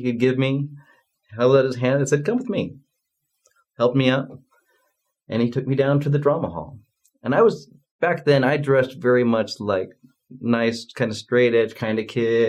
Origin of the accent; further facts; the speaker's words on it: Spanish Fork, Utah, United States; also born or lived in Provo, Utah; I moved to the Provo area from Spanish Fork